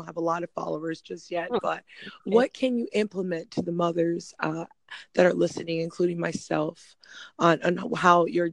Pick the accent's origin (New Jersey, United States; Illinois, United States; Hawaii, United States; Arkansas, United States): Hawaii, United States; moved away; I grew up fast on the island